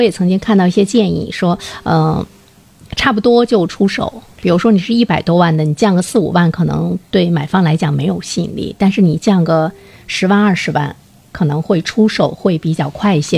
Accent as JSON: {"language": "Chinese", "country": "China", "said": "在我们中国人的概念中"}